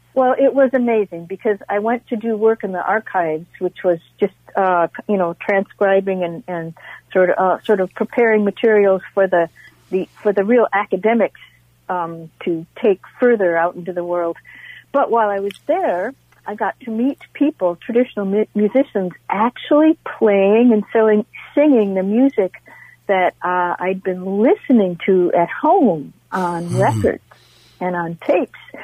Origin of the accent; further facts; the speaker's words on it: Northfield, Minnesota, United States; I'm from Northfield.